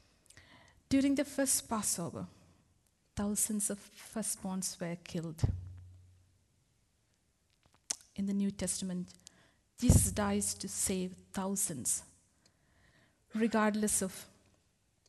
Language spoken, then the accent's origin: English; India; moved away as an adult; also born or lived in Middlesbrough, England; now in England; I come all the way from India to England